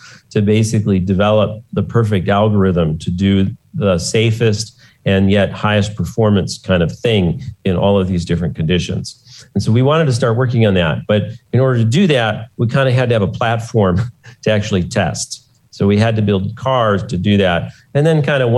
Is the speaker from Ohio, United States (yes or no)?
no; Detroit, Michigan, United States; I grew up in Detroit